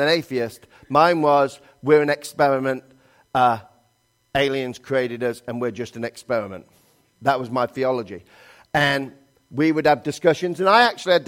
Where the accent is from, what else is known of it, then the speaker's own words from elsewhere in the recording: England, United Kingdom; moved away as an adult; now in United States; I'm from England